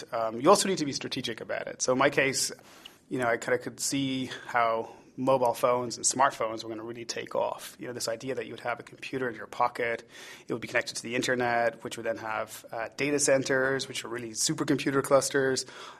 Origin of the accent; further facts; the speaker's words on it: Ireland; accent: Irish; The Irish card. You know, the problem I have is that my accent is getting corrupted. People used to say it was mid-Atlantic, which I think was an apologetic phrase for saying that it's sort of been diluted. Now they're like, are you Irish?